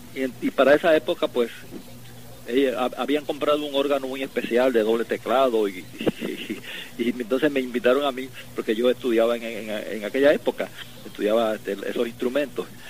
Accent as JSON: {"language": "Spanish", "country": "Puerto Rico"}